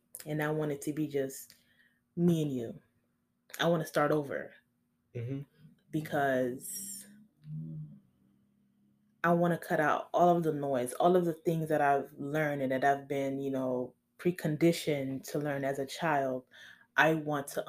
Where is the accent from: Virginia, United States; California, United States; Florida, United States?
Florida, United States; Miami; I'm from Miami, and I know the hoods of the hoods.